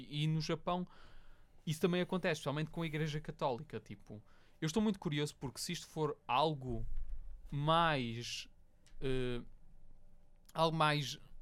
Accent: Portugal; nós Sim. somos portugueses, tipo, literalmente vivemos no país mais pio do mundo

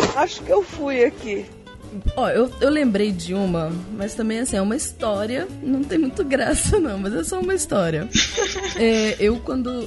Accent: Brazil; Como é que você identificou que eu era brasileira

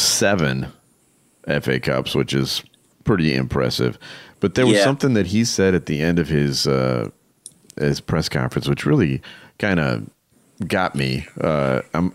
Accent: Chicago, Illinois, United States; I'm from Chicago

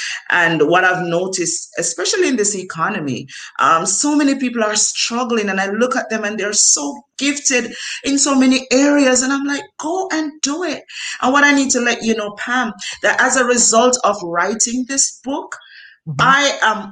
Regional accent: Jamaica; growing up in Jamaica, I did not have electricity in my home

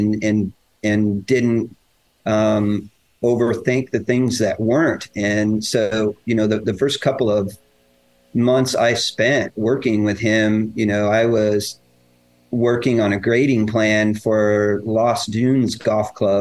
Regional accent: Denver, Colorado, United States; also born or lived in McCook, Nebraska; I grew up in Denver

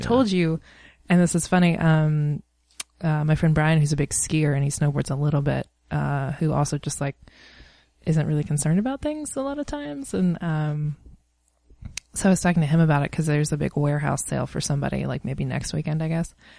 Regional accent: East Coast, United States; moved away; I'm from the East Coast

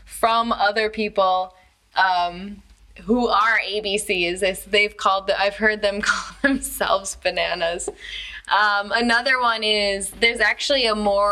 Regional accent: United States; moved away; As an American

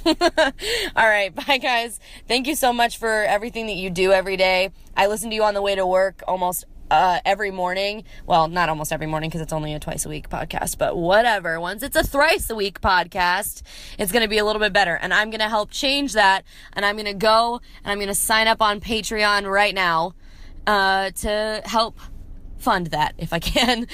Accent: Columbia, Maryland, United States; now in Nashville, United States; from Columbia, Maryland.

